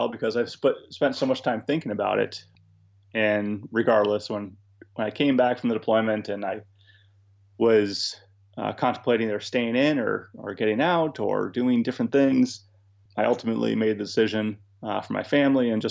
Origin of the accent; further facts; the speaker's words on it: New England, United States; I'm from New England, born and raised here, went off to the military from here, and I came back to here after I got out.